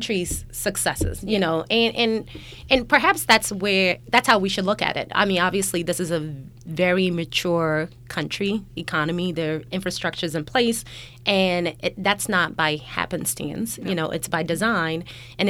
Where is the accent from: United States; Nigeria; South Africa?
Nigeria; moved away; we're both Nigerian, even coming from Nigeria